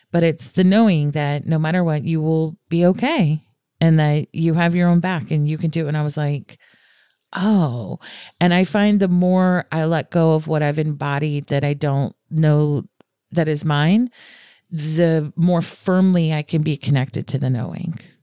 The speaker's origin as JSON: {"language": "English", "region": "the South", "country": "United States", "said": "I'm from the South"}